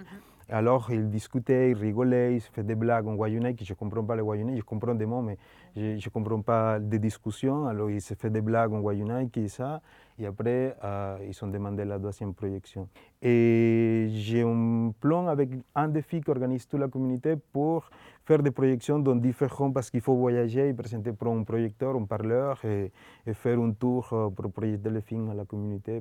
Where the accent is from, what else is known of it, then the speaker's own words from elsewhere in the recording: Colombia; French is a second language; moved away; comment j'ai grandi en Colombie